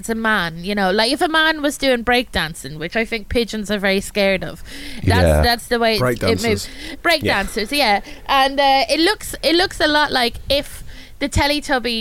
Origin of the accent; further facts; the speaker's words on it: Ireland; I'm Irish